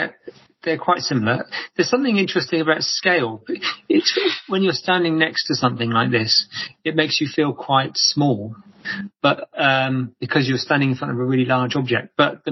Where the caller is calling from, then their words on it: Bristol, South West England, United Kingdom; I'm in Bristol at the moment, in England, yeah.